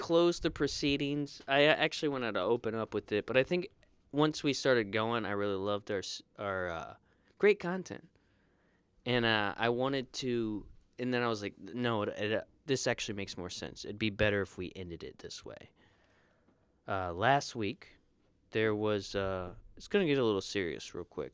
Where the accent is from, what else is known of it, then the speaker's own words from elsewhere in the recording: United States; I grew up in the Panhandle